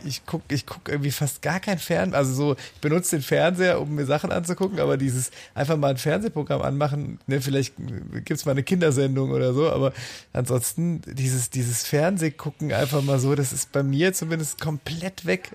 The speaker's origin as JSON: {"language": "German", "region": "a village in the Eifel", "country": "Germany", "tie": "born or raised there", "said": "ich komme ja tatsächlich aus dem Eifeldorf"}